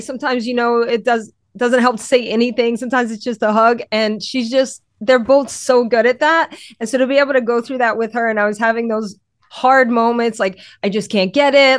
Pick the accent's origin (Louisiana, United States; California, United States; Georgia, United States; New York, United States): Louisiana, United States; now in Connecticut, United States; I'm from Louisiana